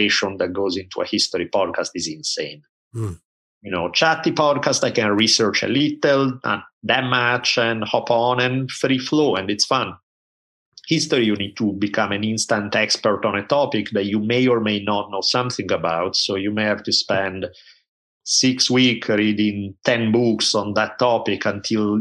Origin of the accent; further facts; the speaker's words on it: Italy; I grew up in Italy at a time when there were maybe two TV channels